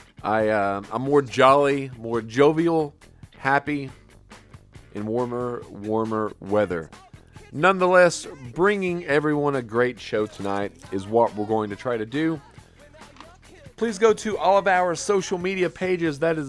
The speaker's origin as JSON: {"language": "English", "town": "Wise", "region": "Virginia", "country": "United States", "tie": "born or raised there", "also_born_or_lived": "Oak Harbor, Washington", "said": "We moved from Wise, Virginia, all the way across America to Washington State"}